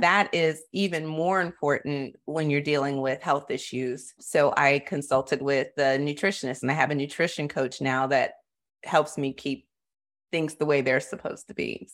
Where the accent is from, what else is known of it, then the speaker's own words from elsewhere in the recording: Florida, United States; I grew up in Florida